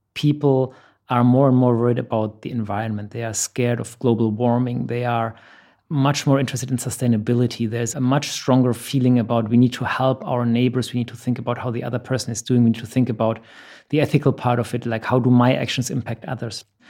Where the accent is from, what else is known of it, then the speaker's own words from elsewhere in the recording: Germany; moved away as an adult; now in Dubai, United Arab Emirates; I'm originally from Germany. I've been in the Middle East for the last 10 years, based out of Dubai.